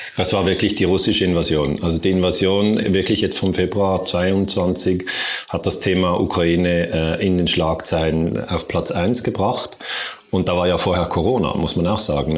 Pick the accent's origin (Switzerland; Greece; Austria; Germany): Switzerland; Also ich komme ja aus der Schweiz